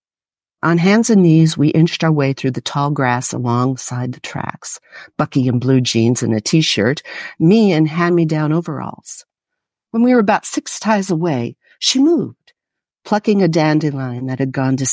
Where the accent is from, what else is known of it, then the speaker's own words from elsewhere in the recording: Farmington, New Mexico, United States; moved away as an adult; also born or lived in Wyoming; now in Houston, United States; I grew up in Farmington, New Mexico